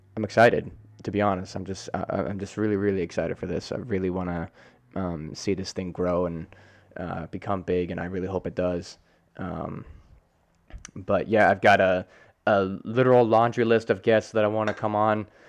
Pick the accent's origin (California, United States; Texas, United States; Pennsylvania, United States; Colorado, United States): Colorado, United States; also born or lived in Hurricane, West Virginia; I grew up in Colorado my whole, almost my whole life